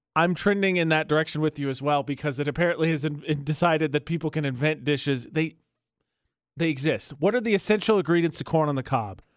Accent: Indiana, United States; I'm from Indiana

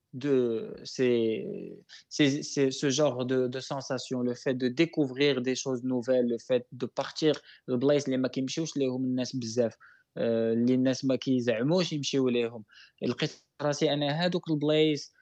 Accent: Morocco; moved away as an adult; also born or lived in Taiwan; je parle du Maroc parce que c'est mon pays natal

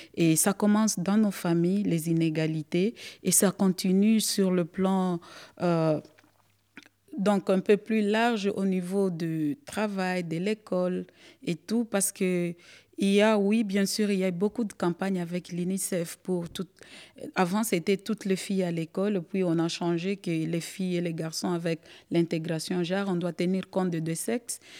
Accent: Goma, North Kivu, DR Congo; je fais partie du province du Nord Kivu. Et ma ville natale, c'est Goma

